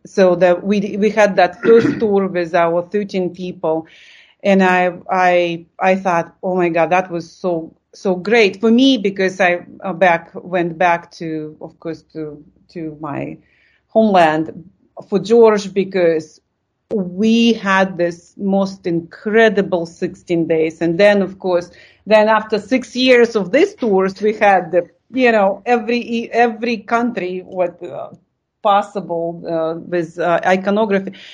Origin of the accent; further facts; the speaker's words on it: Lithuania; English is a second language; moved away as an adult; I came from Lithuania and suddenly I see that culture. And I thought like, wow, I, I think for the you know 20 years I lived in Lithuania